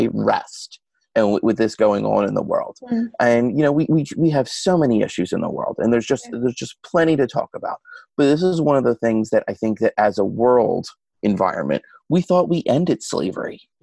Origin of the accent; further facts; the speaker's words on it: Philadelphia, Pennsylvania, United States; moved away as an adult; now in Washington, D.C., United States; I'm an Irish Catholic kid who grew up in Northeast Philadelphia